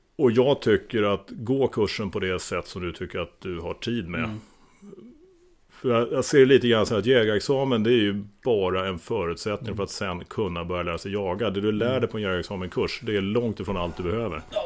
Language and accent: Swedish; Roslagen, Stockholm County, Sweden; Jag är uppvuxen i Roslagen, där jagar vi traditionellt hårvilt med hagel.